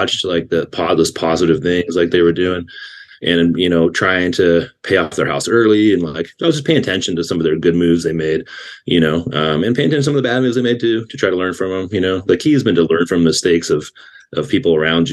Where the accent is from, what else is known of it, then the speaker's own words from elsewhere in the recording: Napa, California, United States; also born or lived in Roseville, California; I grew up just outside of Oakland, California, in San Francisco, when I was a kid, in a little small town called Napa